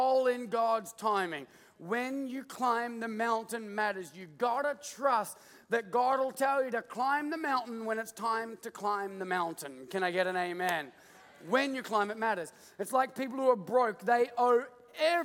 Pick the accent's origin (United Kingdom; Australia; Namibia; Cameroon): Australia; moved away as an adult; now in United States; I'm Australian